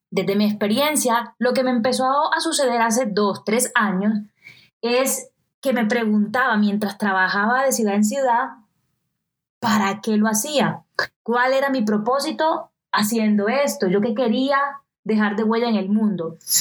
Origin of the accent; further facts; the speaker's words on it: Colombian Caribbean coast, Colombia; accent: costeño; con mi acento particularmente costeño